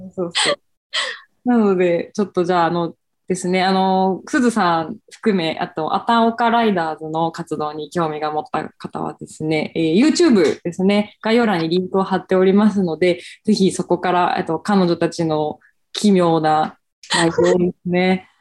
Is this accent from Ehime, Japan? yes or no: no; Fukuoka, Japan; accent: Hakata dialect; now in Tokyo, Japan; 地元が九州、福岡